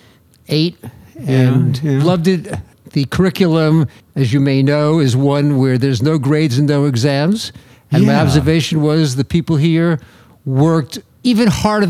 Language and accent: English; Long Island, New York, United States; I grew up on Long Island